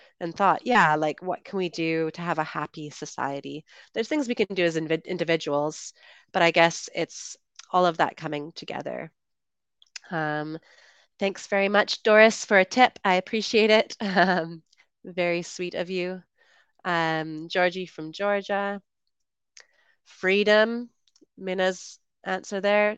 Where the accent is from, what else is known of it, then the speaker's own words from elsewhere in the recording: Canada; moved away as an adult; also born or lived in United Kingdom / Colombia; I'm originally from Canada, and I lived in the UK for about 8 years